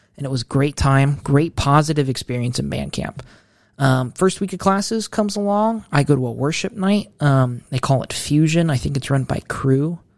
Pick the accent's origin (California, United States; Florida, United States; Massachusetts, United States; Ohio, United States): Ohio, United States; Mansfield; I am from Ohio, Mid Ohio, Mansfield.